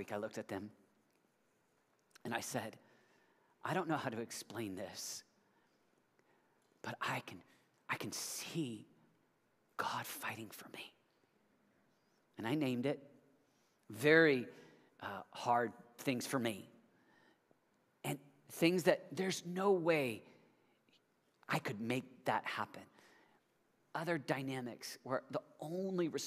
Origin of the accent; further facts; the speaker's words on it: United States; I'm an American